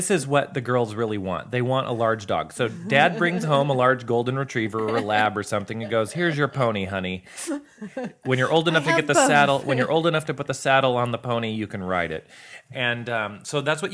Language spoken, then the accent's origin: English; United States; I am American